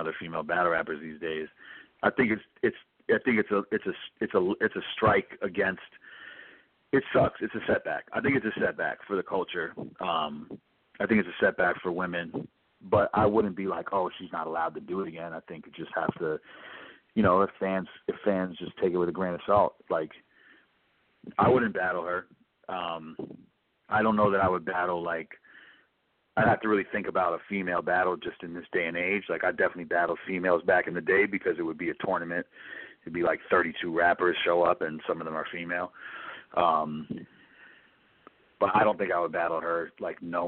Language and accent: English; New York City, New York, United States; I'm born and raised in New York City